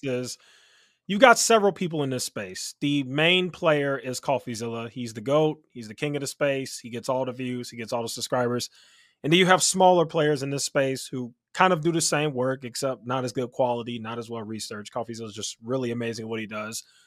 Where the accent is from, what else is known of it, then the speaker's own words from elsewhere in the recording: Chicago, Illinois, United States; Chicago. Born and raised in Chicago